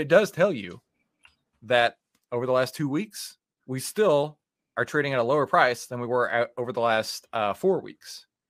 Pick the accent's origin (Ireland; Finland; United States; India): United States; Texas; We're from Texas